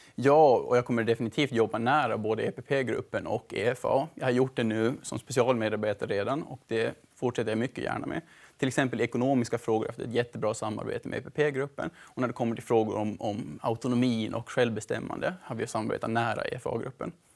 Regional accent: Mariehamn, Åland Islands; moved away as an adult; also born or lived in Sweden / Netherlands; now in Brussels, Belgium; Jag är en vanlig ålänning, född och uppvuxen i Mariehamn

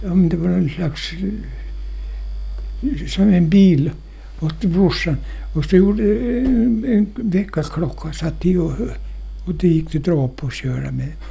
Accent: Åland, Finland; men inga jag är ålänning.

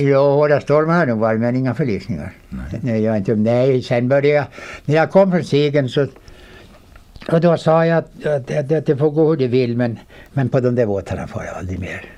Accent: Vårdö, Åland Islands; där är jag född

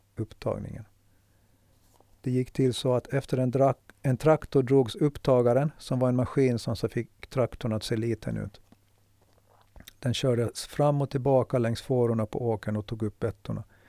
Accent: Mariehamn, Åland Islands; Huset jag växte upp i ligger inte långt från fiskehamnen

